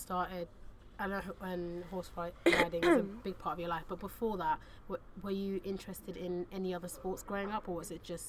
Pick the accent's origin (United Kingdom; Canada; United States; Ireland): United Kingdom; I grew up just outside London